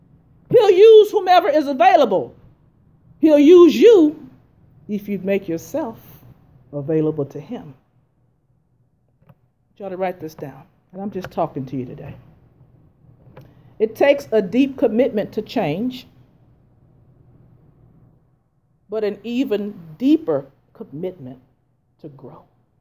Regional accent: Missouri, United States; I'm from Missouri. Show me.

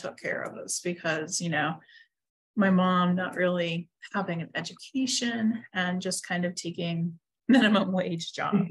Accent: Huntington, West Virginia, United States; moved away as an adult; now in Pittsburgh, United States; I am not from Pittsburgh. I've lived here for about 9.5 years, probably. I am from Huntington, West Virginia

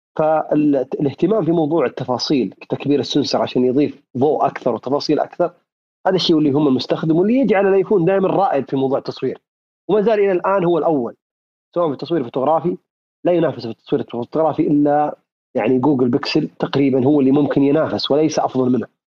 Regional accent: Saudi Arabia; عندنا في السعوديه

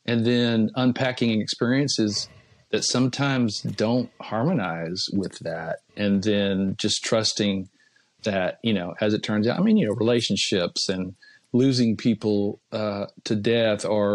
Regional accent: Austin, Texas, United States; moved away; Eric's studio in Austin, which is my hometown

